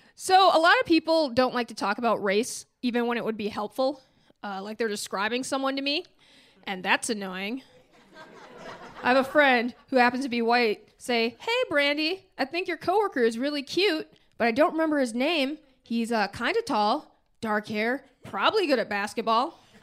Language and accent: English; Minneapolis, Minnesota, United States; also born or lived in Massachusetts; I am from Minneapolis, but I went to college in Massachusetts